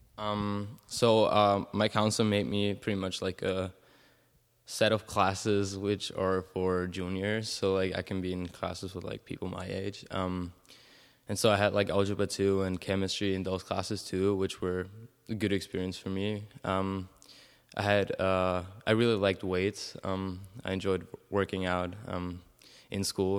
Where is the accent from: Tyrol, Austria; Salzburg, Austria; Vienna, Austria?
Salzburg, Austria; also born or lived in Keizer, Oregon; I'm from Salzburg, Austria